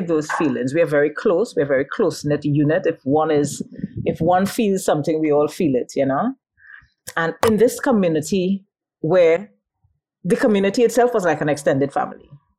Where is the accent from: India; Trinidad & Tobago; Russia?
Trinidad & Tobago; La Brea; I was born and raised in the Point Door scheme in Labrie